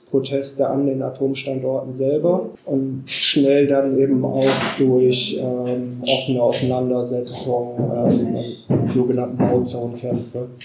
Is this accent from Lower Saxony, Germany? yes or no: yes; Lower Saxony, Germany; äh, ich komme aus dem Landland.